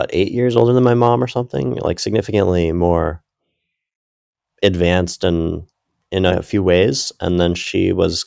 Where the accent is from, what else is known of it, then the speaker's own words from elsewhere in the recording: United States; also born or lived in Ecuador; I'm American